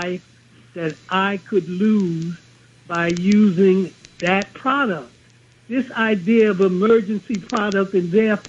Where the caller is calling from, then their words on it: New York City, New York, United States; I'm calling from Brooklyn, New York.